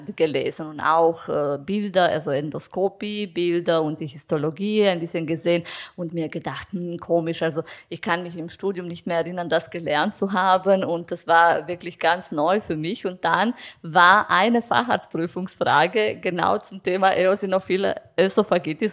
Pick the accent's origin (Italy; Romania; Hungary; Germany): Romania; now in Vienna, Austria; ich komme ursprünglich aus Rumänien